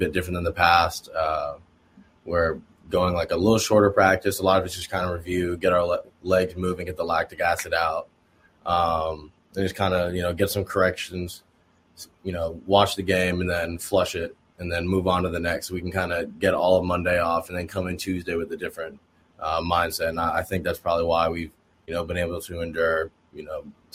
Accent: Oregon, United States; moved away as an adult; also born or lived in Indiana (Notre Dame); I came from Oregon

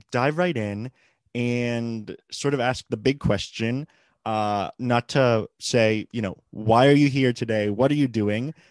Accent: Puerto Rico; when people saw on my resume that I'm from Puerto Rico

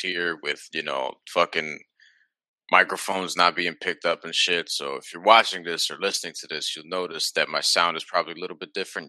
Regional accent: New York City, New York, United States; As a New Yorker

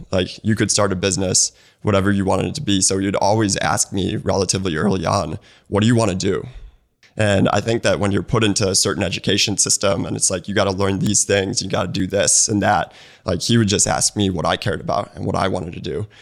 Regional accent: Naperville, Illinois, United States; moved away as an adult; also born or lived in Bloomington, Indiana / Santa Monica / San Mateo / Bay Area; now in Atlanta, United States; My mom was born and raised in Naperville. That's where I was born and raised.

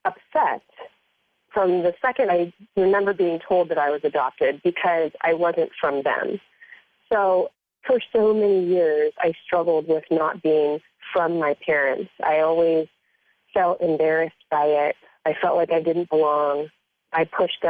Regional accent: Erie, Pennsylvania, United States; also born or lived in Greenville, Pennsylvania; And I lived in Erie, Pennsylvania, which is a little over an hour from Greenville

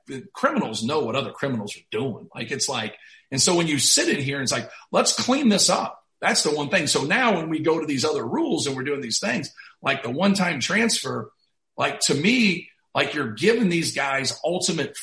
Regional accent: Muncie, Indiana, United States; I grew up in Muncie where Ball State was.

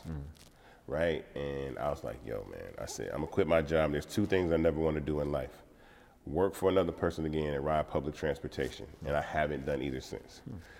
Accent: Atlanta, Georgia, United States; growing up in Atlanta is a blessing. And I say this all the time because I've never felt like a minority living in Atlanta.

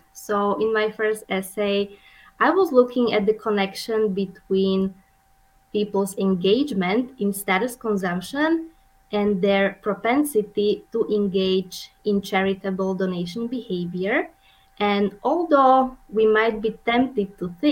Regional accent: Slovakia; moved away as an adult; also born or lived in Vienna, Austria / Orlando, Florida, United States / Montpellier, France; now in Omaha, United States; I'm originally from Slovakia, which is a tiny country in the middle of Europe

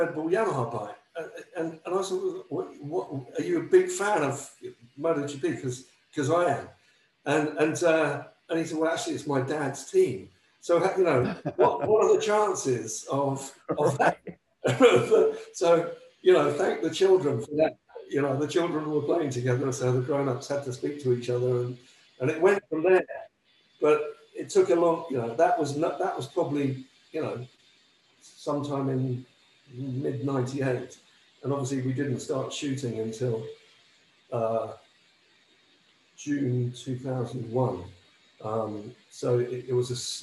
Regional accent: Wootton, South East England, United Kingdom; moved away as an adult; also born or lived in Lancashire, England; now in United States; I'm from the north of England, I'm from Lancashire

